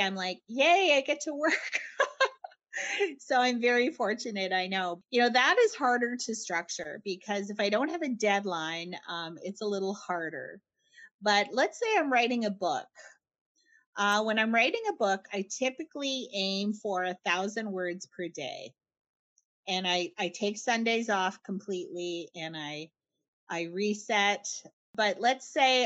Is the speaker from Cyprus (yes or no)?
no; Winnipeg, Manitoba, Canada; I'm from Winnipeg.